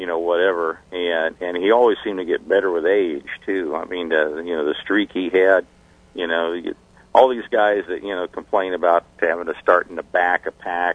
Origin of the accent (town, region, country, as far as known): Orlando, Florida, United States; born or raised there; also born or lived in Indiana